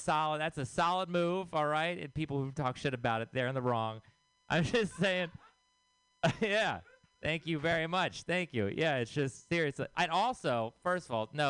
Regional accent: Texas, United States; moved away; I am from Texas

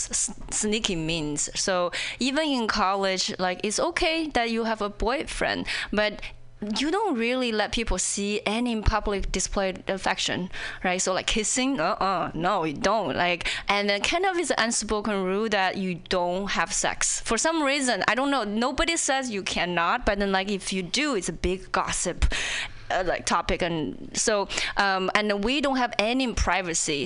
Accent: China; English is a second language; moved away as an adult; also born or lived in Indiana, United States; now in Seattle, United States; I'm an outsider, you know, whether when I was in China or when I in here

